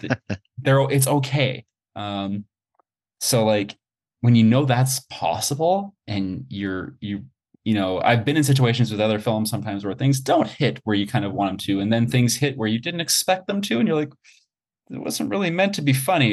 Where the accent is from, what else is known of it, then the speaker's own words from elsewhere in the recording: Montreal, Quebec, Canada; moved away as an adult; also born or lived in Toronto; I was born and raised in Montreal, went to school in Montreal, and then I moved to Toronto.